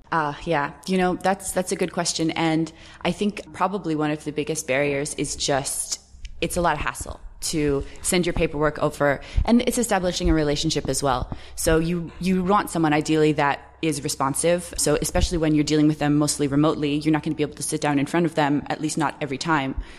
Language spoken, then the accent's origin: English; Canada; moved away as an adult; also born or lived in United States; now in Ireland; I'm actually Canadian, so I don't pay any taxes in Canada because I haven't lived in Canada for years